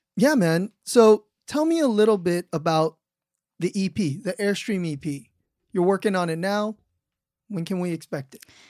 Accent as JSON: {"language": "English", "region": "California", "country": "United States", "moved": "yes", "said": "I'm from California, so, like, hearing all the imagery from my home state"}